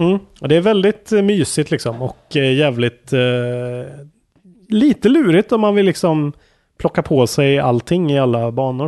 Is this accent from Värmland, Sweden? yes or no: yes; Karlstad, Värmland, Sweden; Karlstad, där jag är ifrån